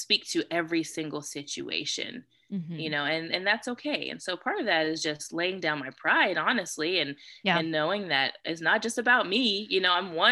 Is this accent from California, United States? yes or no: yes; California, United States; I'm from California